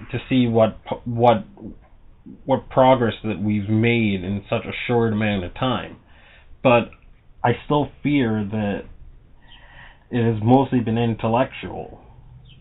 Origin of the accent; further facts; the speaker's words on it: Massachusetts, United States; my home state of Massachusetts